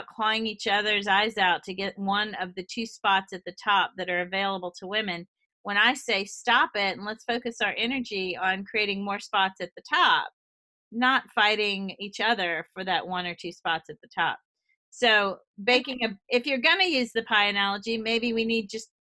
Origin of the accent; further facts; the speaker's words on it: the South, United States; moved away; also born or lived in Boston; I came from the South where no one's open, honest, and direct. I mean, we are as sweet as can be.